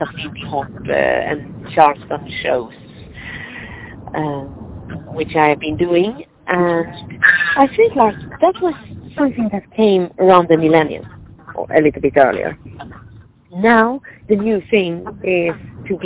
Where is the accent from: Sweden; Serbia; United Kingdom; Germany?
Sweden; moved away as an adult; now in Cupertino, United States; originally I'm from Sweden and we are not overfed with sunshine